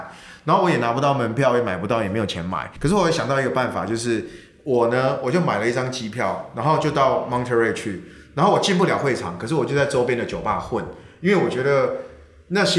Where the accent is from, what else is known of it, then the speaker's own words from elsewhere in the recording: Kaohsiung, Taiwan; 我们家是在呃六合夜市，在高雄六合夜市。对对，我自己是在夜市长大的